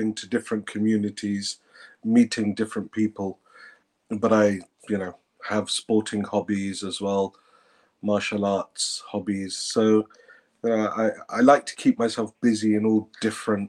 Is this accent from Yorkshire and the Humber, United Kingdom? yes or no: no; Peterborough, East of England, United Kingdom; moved away as an adult; now in Qom, Iran; I was born in Peterborough, England. After my A-levels, I decided to move to Qom